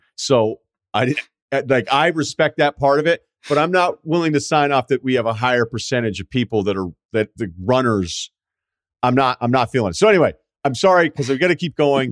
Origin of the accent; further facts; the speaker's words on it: New England, United States; I'm from New England